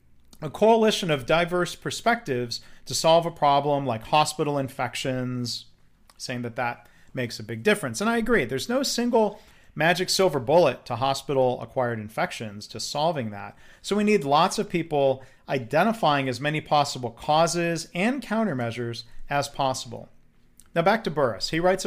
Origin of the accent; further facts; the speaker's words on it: Texas, United States; I'm from Texas, so the UT here, of course, means University of Texas